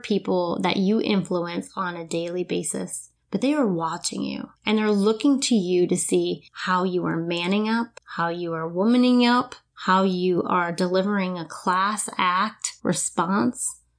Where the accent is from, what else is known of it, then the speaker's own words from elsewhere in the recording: New Smyrna Beach, Florida, United States; moved away; my hometown, New Smyrna Beach, which is only a couple hours away